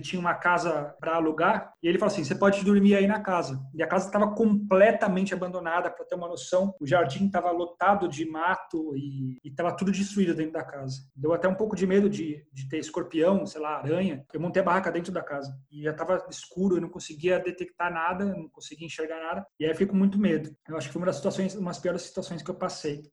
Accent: Brazil; sou brasileiro

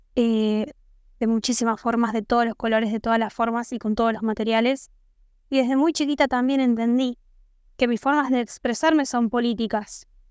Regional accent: Santo Tomé, Argentina; soy de Santo Tomé

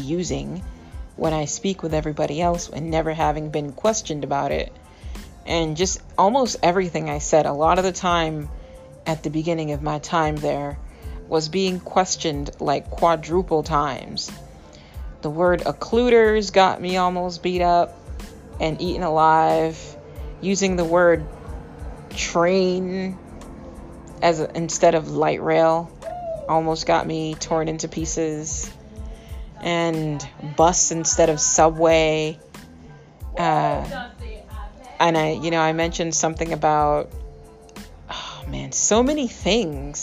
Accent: New England, United States; I'm from New England.

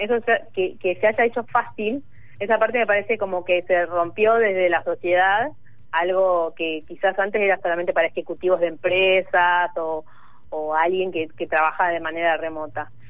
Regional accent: Carmen de Patagones, Argentina; also born or lived in Río Negro; now in Buenos Aires, Argentina; yo soy de, de, de Patagones, de Río Neva, de Río Negro, y allá no llegaba nada

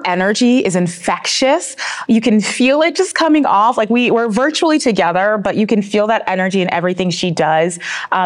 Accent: North Carolina, United States; moved away; when I grew up in North Carolina

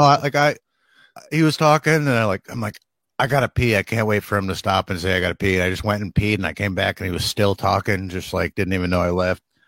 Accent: Northeast, United States; moved away; I'm from the Northeast

